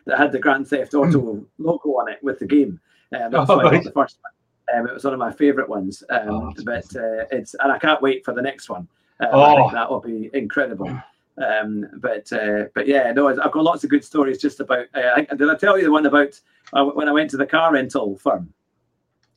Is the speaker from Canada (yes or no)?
no; Scotland, United Kingdom; I'm a Scotsman